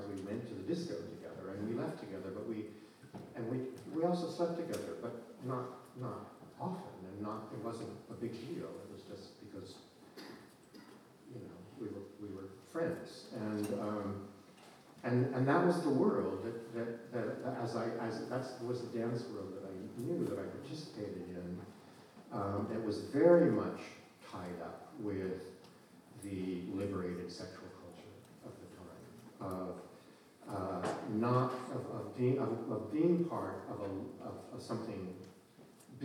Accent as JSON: {"language": "English", "region": "Idaho", "country": "United States", "tie": "born or raised there", "said": "I grew up in Idaho"}